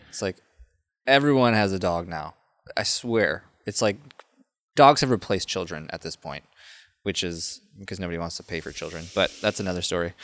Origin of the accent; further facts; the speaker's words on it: Minnesota, United States; now in Austin, United States; I'm from Minnesota